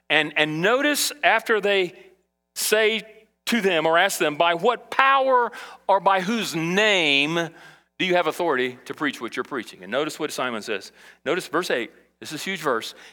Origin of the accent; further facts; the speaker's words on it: Brazil; now in United States; when I was a kid in Brazil and I grew up in South America, I, I, saw beggars all the time.